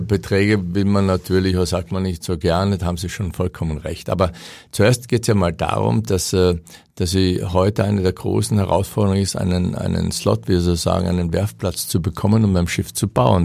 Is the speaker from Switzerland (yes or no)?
no; Austria; moved away; muss ich ganz bescheiden als Österreicher sagen